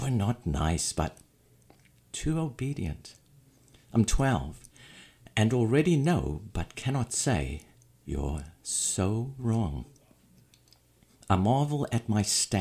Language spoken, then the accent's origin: English; South Africa; moved away; I'm originally from South Africa